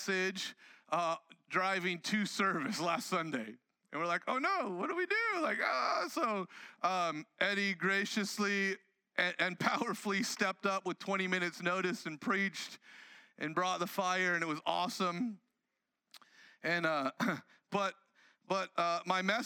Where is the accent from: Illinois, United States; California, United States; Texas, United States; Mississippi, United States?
California, United States; Southern; I grew up in Southern California